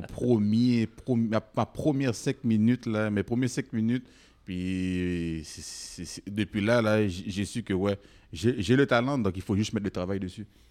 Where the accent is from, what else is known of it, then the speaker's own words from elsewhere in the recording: Quebec, Canada; je suis né ici. Moi, moi je, suis comme toi. Là. Je ne suis, pas, je suis pas moins québécois que toi